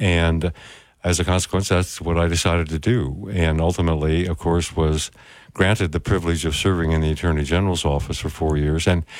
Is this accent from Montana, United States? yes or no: yes; Libby, Montana, United States; Actually, I grew up in Libby, Montana, where when I was growing up, it was very difficult to find a Republican. Most everybody in our little county and in northwestern Montana were Democrats, and the labor movement was strong